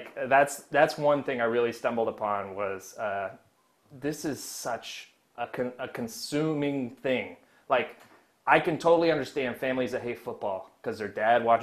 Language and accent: English; Missouri, United States; moved away as an adult; also born or lived in New York; growing up in Missouri, Grandpa was a big Cardinals fan